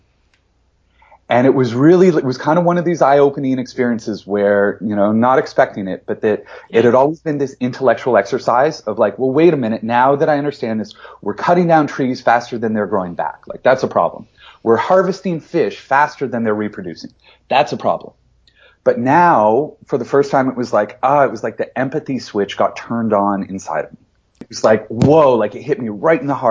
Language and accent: English; London, Ontario, Canada; born or raised there